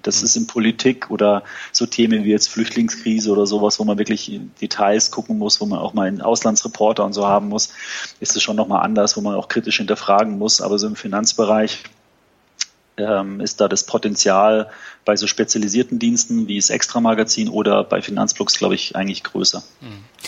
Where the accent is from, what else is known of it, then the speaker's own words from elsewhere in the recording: Munich, Bavaria, Germany; also born or lived in Frankfurt; Wir sitzen in München, äh, relativ zentral ähm, und ist meine Heimat